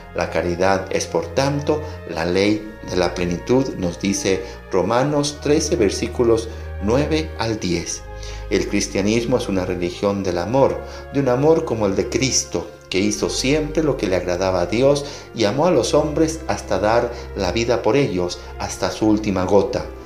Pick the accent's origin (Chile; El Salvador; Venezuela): El Salvador; como pueblo salvadoreño nos unimos